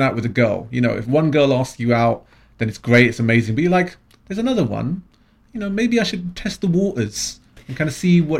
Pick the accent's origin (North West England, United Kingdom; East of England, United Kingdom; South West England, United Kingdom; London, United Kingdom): London, United Kingdom; I am a Londoner.